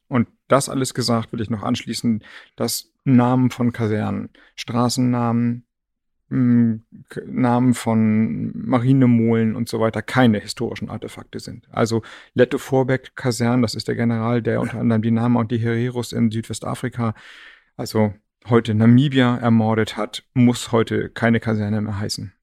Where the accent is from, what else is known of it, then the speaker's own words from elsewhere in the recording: Flensburg, Schleswig-Holstein, Germany; Ich komme ja aus Flensburg